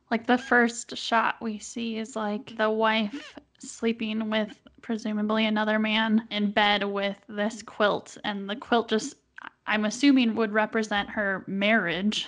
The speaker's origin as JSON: {"language": "English", "town": "Milwaukee", "region": "Wisconsin", "country": "United States", "tie": "born or raised there", "moved": "as an adult", "lives_now": "Utah, United States", "said": "I grew up in Milwaukee"}